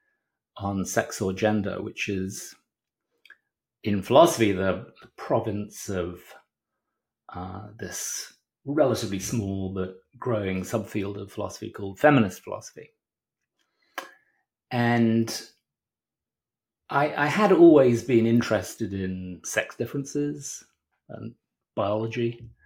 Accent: Hemel Hempstead, East of England, United Kingdom; moved away; also born or lived in London; I grew up in Britain, in the wonderful town of Hemel Hempstead

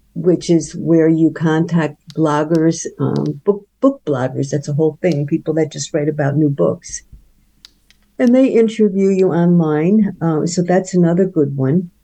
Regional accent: upstate New York, United States; moved away; my hometown in upstate New York

